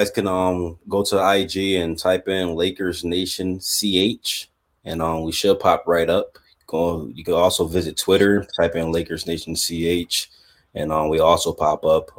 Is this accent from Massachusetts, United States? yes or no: no; New York, United States; I'm from New York